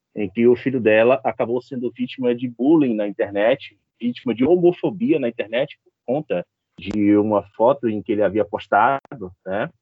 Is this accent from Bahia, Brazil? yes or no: yes; Bahia, Brazil; a gente que é da Bahia